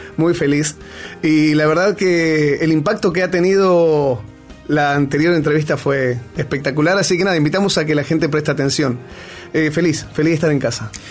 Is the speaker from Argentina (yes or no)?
yes; Argentina; moved away; also born or lived in Peru; soy argentino hasta el cuello